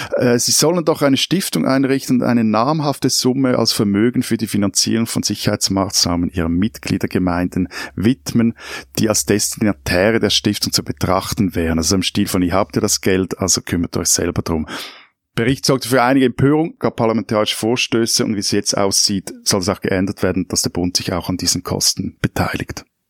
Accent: Switzerland; meiner Schweizer Optik

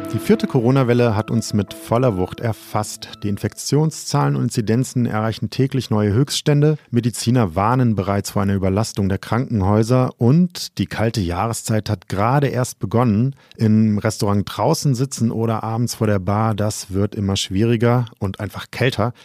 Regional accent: Düsseldorf, North Rhine-Westphalia, Germany; ich als gebürtiger Düsseldorfer

